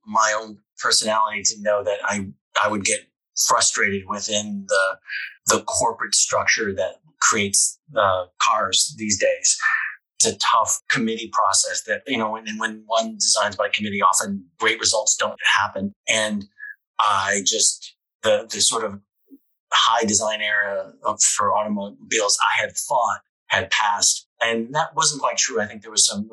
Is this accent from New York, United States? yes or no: no; Connecticut, United States; I grew up in Connecticut and went to college in Connecticut